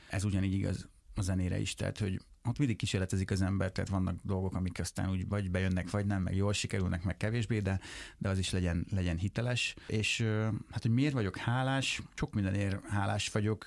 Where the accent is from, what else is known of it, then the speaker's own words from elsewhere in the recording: Lajosmizse, Bács-Kiskun, Hungary; moved away; még laknak abban a házban, ahol én felnőttem